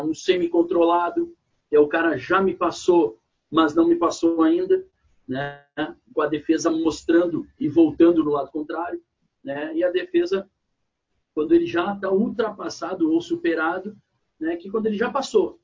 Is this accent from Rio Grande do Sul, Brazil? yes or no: yes; Porto Alegre, Rio Grande do Sul, Brazil; moved away as an adult; also born or lived in Caxias do Sul; now in São Paulo, Brazil; sou natural de Rio Grande do Sul, Porto Alegre